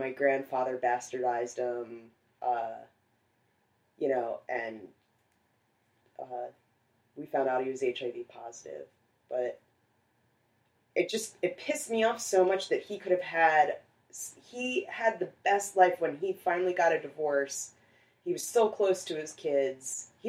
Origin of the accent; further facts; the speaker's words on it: New Jersey, United States; I am from Jersey. Oh. They just moved to Tennessee a while ago, but we all met up in New Jersey. My sister still lives there.